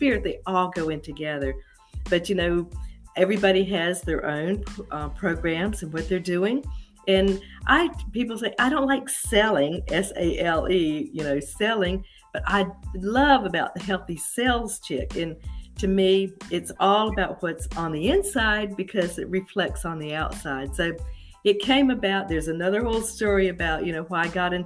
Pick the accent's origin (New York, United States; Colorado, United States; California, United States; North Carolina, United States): North Carolina, United States; Charlotte; I was born and raised in Charlotte